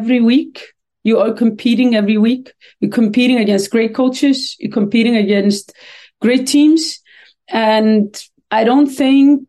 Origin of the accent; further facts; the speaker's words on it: Iceland; moved away as an adult; now in Sweden; I come from Iceland